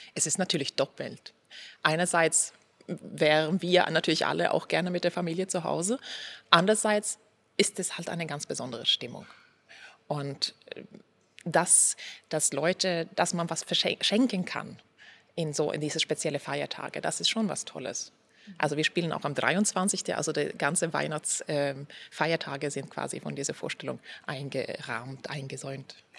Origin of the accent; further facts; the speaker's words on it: Sweden; German is a second language; now in Darmstadt, Germany; Ronio, wo ich herkomme